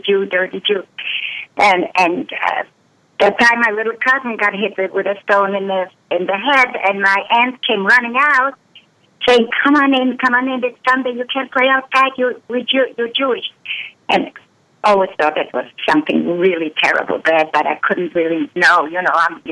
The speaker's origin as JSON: {"language": "English", "country": "Poland", "tie": "born or raised there", "said": "I was born in Poland in 1937"}